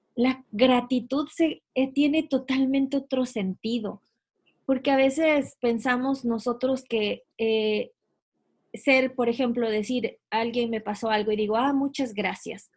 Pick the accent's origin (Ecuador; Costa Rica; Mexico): Ecuador; moved away as an adult; yo soy de Ecuador y yo, recuerdo estar cuando tenía pues 17, 18 años, me iba a la universidad